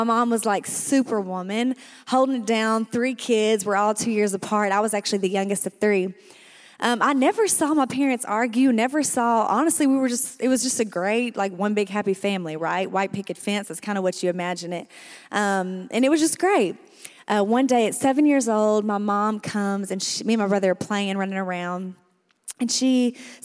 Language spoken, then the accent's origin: English; El Dorado, Arkansas, United States; I was born and raised in El Dorado, Arkansas